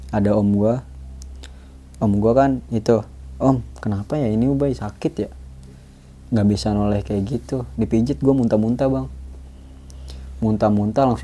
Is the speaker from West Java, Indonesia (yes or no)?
no; Bangkalan, East Java, Indonesia; gue langsung mutusin pulang ke kampung halaman gue di Bangkalan Madura gue pulang ke sono